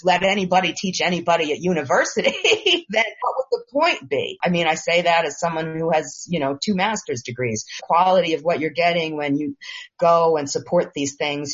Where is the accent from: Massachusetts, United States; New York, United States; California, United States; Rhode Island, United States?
New York, United States; I'm a New Yorker